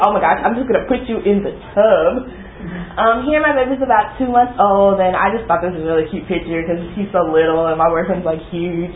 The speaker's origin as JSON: {"language": "English", "town": "Dallas", "region": "Texas", "country": "United States", "tie": "born or raised there", "said": "I was born here in Dallas."}